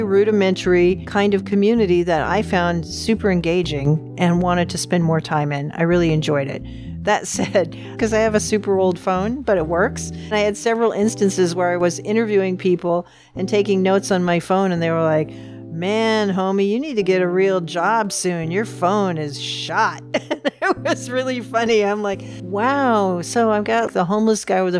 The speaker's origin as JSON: {"language": "English", "town": "Seattle", "region": "Washington", "country": "United States", "tie": "born or raised there", "also_born_or_lived": "Glendale, California / Concord, California", "moved": "as an adult", "lives_now": "Oregon, United States", "said": "when I was five, I moved to Seattle, where I was raised all the way through college"}